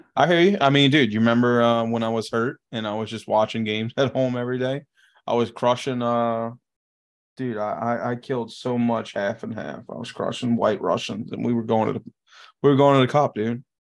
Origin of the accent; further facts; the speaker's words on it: Louisiana, United States; It's not in Louisiana, but it's, it's pretty close. It's about an hour outside of my hometown.